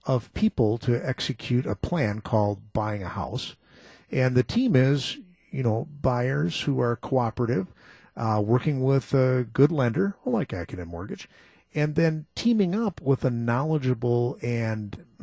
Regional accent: Muskego, Wisconsin, United States; my hometown, Muskego

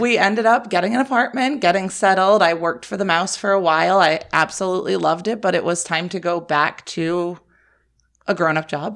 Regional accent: Rhode Island, United States; moved away; I am originally from Rhode Island

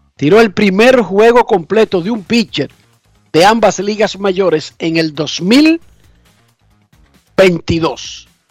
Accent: Dominican Republic; moved away; sabemos que somos dominicanos y que mantenemos contacto con el país

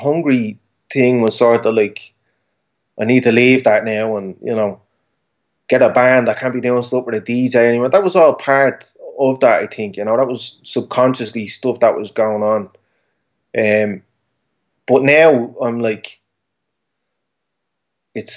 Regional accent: Dublin, Leinster, Ireland

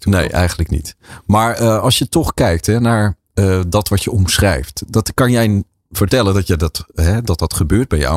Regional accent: Leersum, Utrecht, Netherlands; in Leersum, waar ik ben geboren en getogen

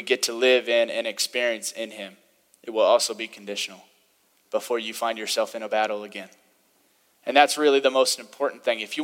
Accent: the Bible Belt, United States; I had the privilege of growing up in the Bible Belt a little bit to where it was part of the culture.

